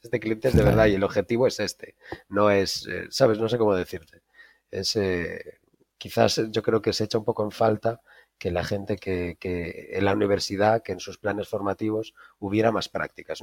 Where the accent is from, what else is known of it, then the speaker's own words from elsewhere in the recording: A Coruña, Galicia, Spain; moved away as an adult; also born or lived in Mexico / Netherlands; Yo soy de La Coruña, soy de La Coruña, de Galicia